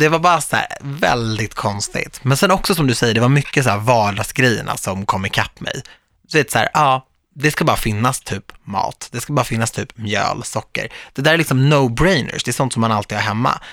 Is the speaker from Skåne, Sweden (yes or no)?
no; Stockholm, Stockholm County, Sweden; Jag är ju född och uppvuxen i Stockholm